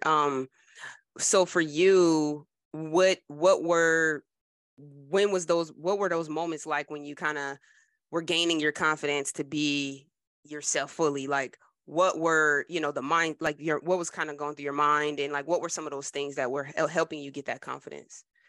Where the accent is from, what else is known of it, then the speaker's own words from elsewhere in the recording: New Jersey, United States; I'm proud to be from Jersey